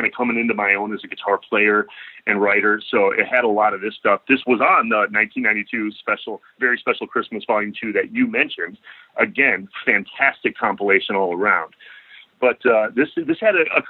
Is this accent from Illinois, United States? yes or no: yes; DeKalb, Illinois, United States; moved away as an adult; also born or lived in Chicago; now in Los Angeles, United States; We come from Cindy Crawford's hometown. We were kind of, you know, and I went to school with her youngest sister, Danielle